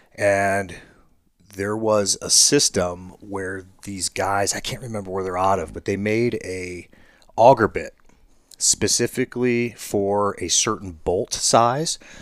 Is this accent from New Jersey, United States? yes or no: no; Ohio, United States; my home state